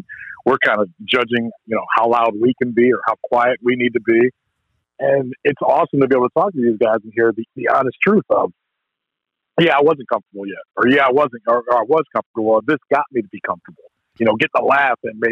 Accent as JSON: {"language": "English", "region": "Northeast Ohio", "country": "United States", "tie": "born or raised there", "said": "I grew up in Northeast Ohio"}